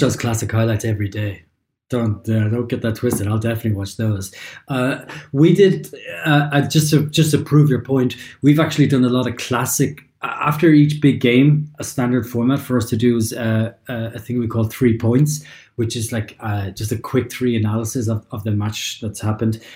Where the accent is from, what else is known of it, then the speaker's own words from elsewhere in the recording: Ireland; moved away as an adult; also born or lived in London; now in Germany; I'm obviously Irish. I'd lived in Ireland for a long time